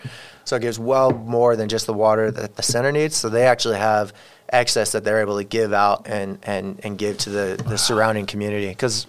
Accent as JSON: {"language": "English", "country": "Mexico", "said": "I'm not welcome in my home community, my home country. Mexico doesn't want me."}